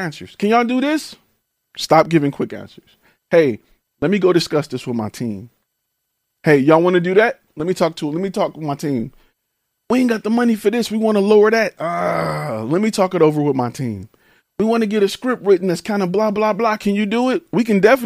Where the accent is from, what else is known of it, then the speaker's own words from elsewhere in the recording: Detroit, Michigan, United States; I'm from Detroit